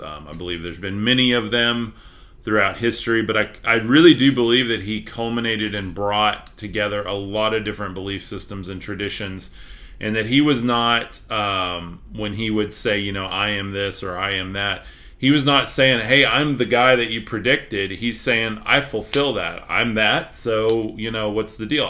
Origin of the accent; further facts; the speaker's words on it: Texas, United States; accent: Texas; my accent is way too Texas